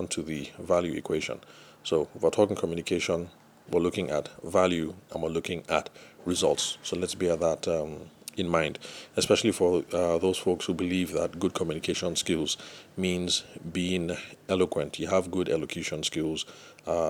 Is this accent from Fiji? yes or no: no; Lagos, Nigeria; for those of us who spent some time growing up in Lagos or other trading cities